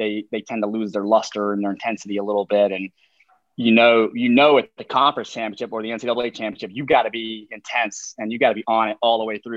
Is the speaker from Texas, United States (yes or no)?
no; North Carolina, United States; now in Charlottesville, United States; I'm from North Carolina